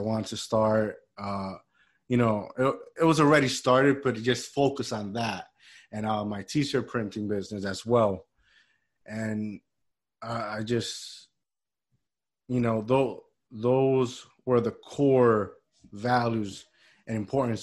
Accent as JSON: {"language": "English", "country": "Puerto Rico", "tie": "born or raised there", "moved": "yes", "said": "where I grew up in Puerto Rico, they used to hire us, you know, like teenagers"}